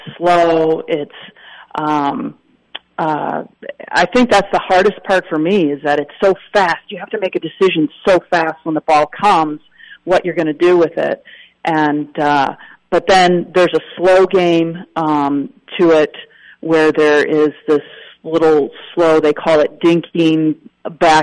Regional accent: Wisconsin, United States; as a kid growing up in Wisconsin

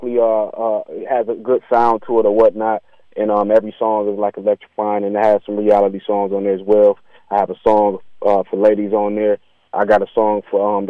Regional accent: Beloit, Wisconsin, United States; everybody in my hometown in Beloit, man, I'm such an inspiration because it's so small there.

